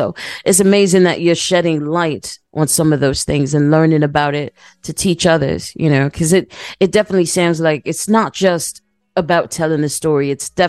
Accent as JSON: {"language": "English", "town": "New York City", "region": "New York", "country": "United States", "said": "I'm personally from Brooklyn, so, having to live out there is rough living."}